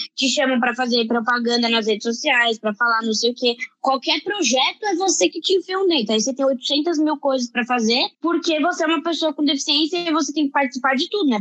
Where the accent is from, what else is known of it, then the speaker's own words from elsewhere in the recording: Brazil; como brasileiros